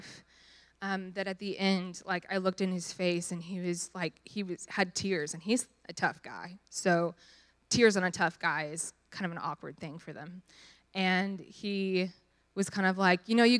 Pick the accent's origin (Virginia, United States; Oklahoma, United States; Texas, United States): Texas, United States; Dallas